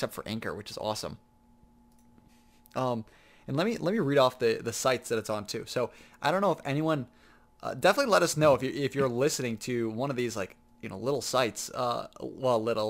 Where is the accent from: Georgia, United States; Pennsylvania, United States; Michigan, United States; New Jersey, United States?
Michigan, United States; we're from Michigan